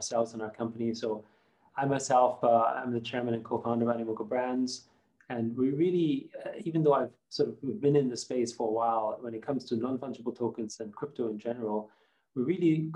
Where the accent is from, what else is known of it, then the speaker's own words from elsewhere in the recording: Austria; first language German; English is a second language; moved away; I grew up in Austria. So I was very much sort of, you know, as a Chinese person in Austria, growing up in the 70s